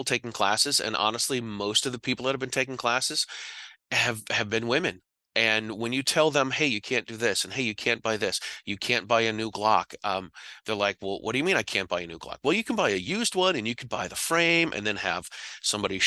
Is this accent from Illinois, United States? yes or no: no; Massachusetts, United States; I'm from Massachusetts